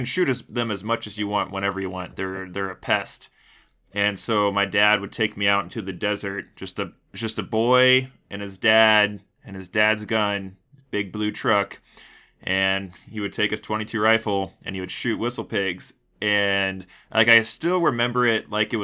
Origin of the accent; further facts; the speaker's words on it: Texas, United States; also born or lived in Idaho; I was raised in Texas